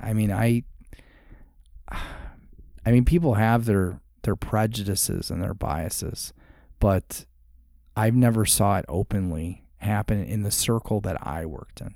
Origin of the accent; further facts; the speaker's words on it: Chicago, Illinois, United States; now in Arizona, United States; So, I grew up in Chicago, was the Navy guy, became a cop